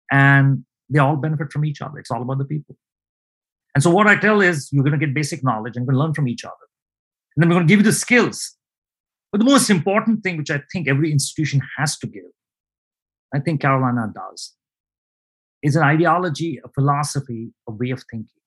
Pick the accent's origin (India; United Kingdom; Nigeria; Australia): India; moved away as an adult; now in United States; And then before that, I grew up in India, all over India, big cities, Mumbai, Delhi, Kolkata, Chennai, and so on.